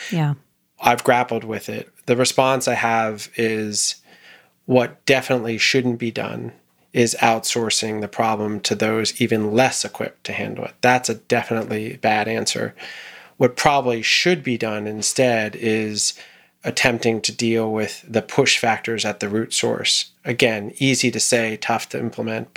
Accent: United States

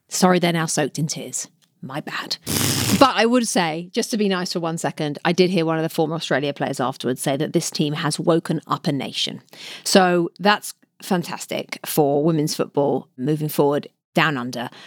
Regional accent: London, United Kingdom; I grew up in West London, in the back garden, playing football with my brother in goal

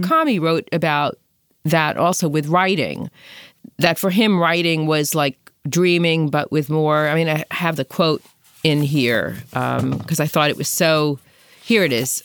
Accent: New York City, New York, United States; I'm from Brooklyn

